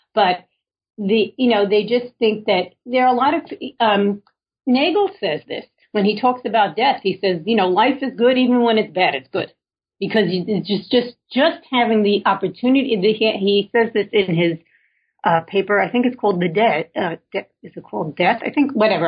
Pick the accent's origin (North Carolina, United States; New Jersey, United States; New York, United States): New York, United States; New York City; I was born in Williamsburg, Brooklyn, well before it was cool